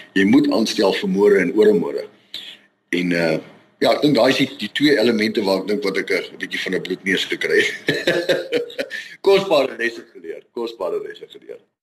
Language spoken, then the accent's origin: Afrikaans; Vereeniging, Gauteng, South Africa; moved away as an adult; now in Rustenburg, South Africa; gebore en getoe gewees in Vereniging